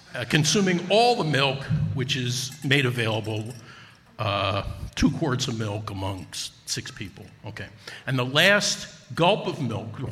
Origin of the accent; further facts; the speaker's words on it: Newark, New Jersey, United States; moved away as an adult; also born or lived in Wisconsin; I'm originally from Newark, New Jersey